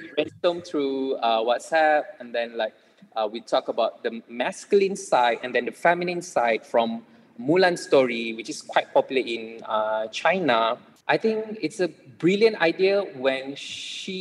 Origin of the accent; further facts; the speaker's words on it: Malaysia; we as Malaysian